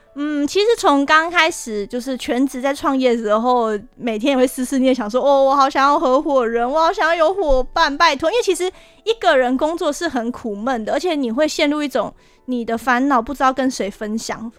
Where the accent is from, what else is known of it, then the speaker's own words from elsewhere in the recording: Hsinchu, Taiwan; 我的家乡新竹